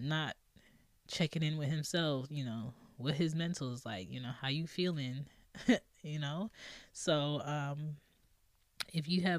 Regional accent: Philadelphia, Pennsylvania, United States; Okay, so I grew up in Philly, West Philly to be exact. Cedar Ave, what it do?

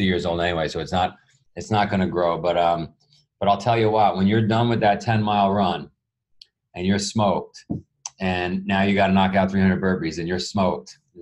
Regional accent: New York City, New York, United States; I grew up in Queens, New York

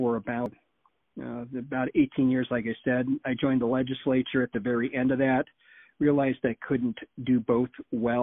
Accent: Beaverton, Oregon, United States; also born or lived in Klamath County, Oregon; I was raised in Beaverton, Oregon, back in the 70s and 80s, graduated from Sunset High School

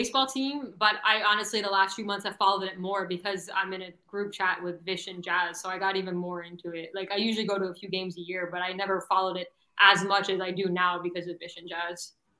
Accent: Broward County, Florida, United States; also born or lived in Miami; I grew up in Broward. And Broward was very different.

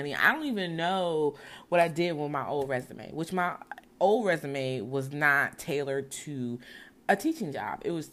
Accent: Brownsville, New Jersey, United States; also born or lived in Newark, New Jersey; I was born in Newark, but raised in Brownsville, New Jersey

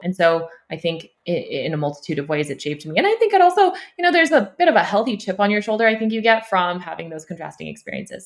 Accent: Sacramento, California, United States; also born or lived in Ulaanbaatar, Mongolia; now in Bay Area, United States; I grew up in Sacramento

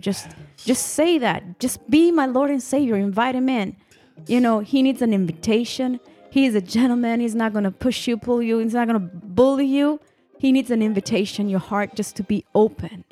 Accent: northern Italy, Italy; moved away; my husband and I were born and raised in Italy, in the northern I, Italy

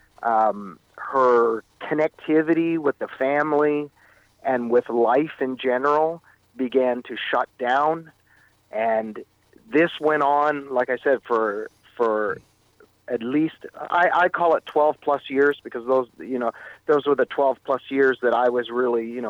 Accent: Meaford, Ontario, Canada; moved away as an adult; also born or lived in Etobicoke, Toronto, Canada / California, United States; I moved up to the small town of Meaford on Georgian Bay

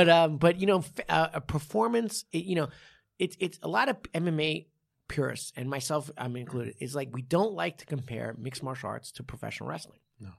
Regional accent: New York, United States; I didn't have a bagel till I was like 13. Right. I grew up in New York the whole time.

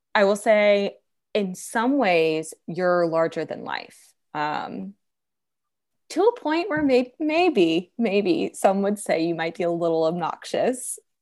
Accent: Virginia, United States; moved away; I'm, I'm originally from Virginia

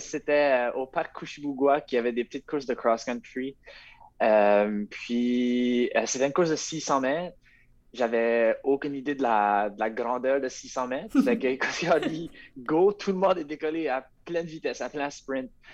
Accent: Rogersville, New Brunswick, Canada; je viens, de Rogersville

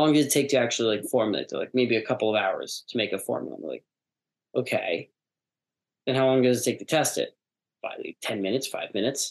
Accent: United States; also born or lived in New York / Los Angeles; I grew up in New York

